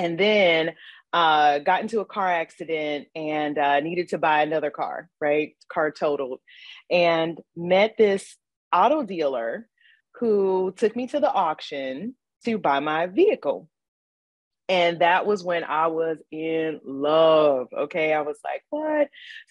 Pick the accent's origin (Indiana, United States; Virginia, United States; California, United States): Indiana, United States; Gary; moved away; I'm from Gary, Indiana originally